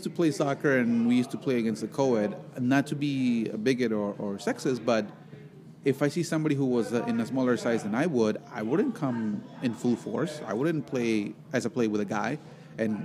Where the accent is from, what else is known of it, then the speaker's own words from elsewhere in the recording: Veracruz, Mexico; English is a second language; now in Chicago, United States; my home state, Veracruz